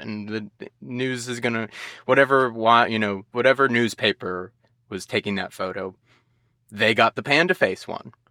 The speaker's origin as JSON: {"language": "English", "country": "United States", "tie": "born or raised there", "said": "growing up in the United States"}